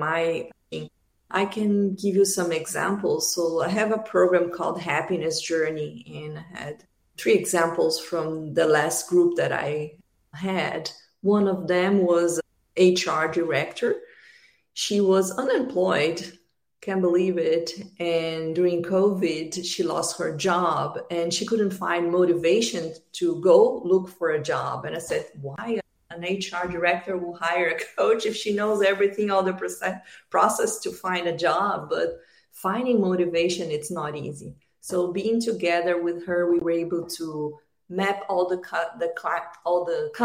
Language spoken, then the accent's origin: English; Brazil; moved away as an adult; also born or lived in United States; now in Australia; I'm originally from Brazil. I moved to the United States 8 years ago.